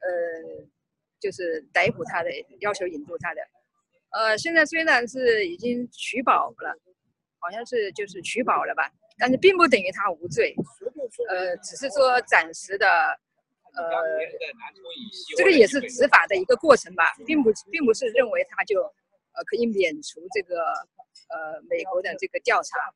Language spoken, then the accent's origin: Chinese; China; 因为作为一个中国人吧，呃，到这里来办那个护照的更新是呃很正常的、天经地义的事情